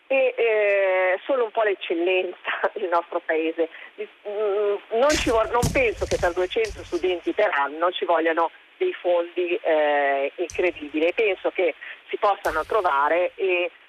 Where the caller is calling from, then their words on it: Alessandria, Piedmont, Italy; Pronto, buongiorno … siamo da Alessandra.